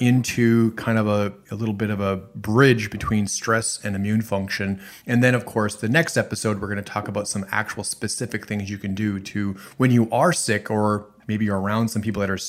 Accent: Minnesota, United States; And I'm originally from the Midwest, Minnesota

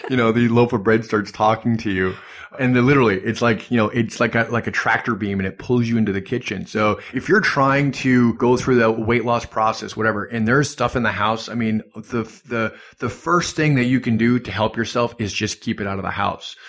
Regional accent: Superior, Wisconsin, United States; moved away; also born or lived in Duluth, Minnesota; originally from Superior, Wisconsin, but Duluth, Minnesota is right across

